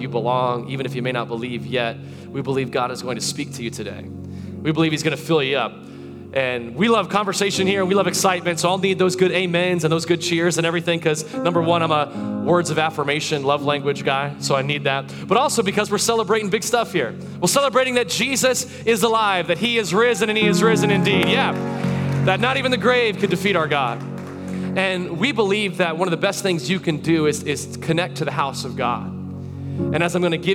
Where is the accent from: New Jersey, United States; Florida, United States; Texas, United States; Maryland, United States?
Florida, United States; Tarpon Springs; She still lives in that house that I grew up in over in Tarpon Springs, Florida.